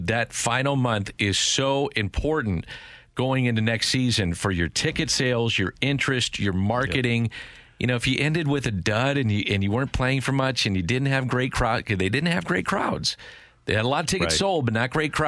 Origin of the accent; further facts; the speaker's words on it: St. Louis, Missouri, United States; I grew up here in St. Louis